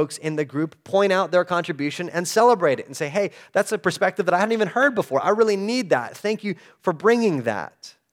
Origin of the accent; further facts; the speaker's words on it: El Paso, Texas, United States; I grew up in El Paso